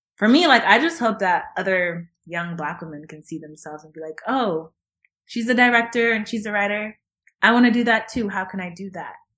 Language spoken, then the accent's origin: English; Kenya; now in United States; being Kenyan, Kenyan and emigrating to the States